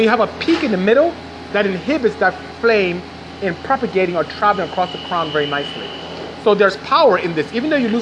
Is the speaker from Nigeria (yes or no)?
yes; Nigeria; moved away as an adult; also born or lived in Ontario, California, United States; now in United States; I'm originally from Nigeria, but I'm here in the US. I've been here since 89, and I go home often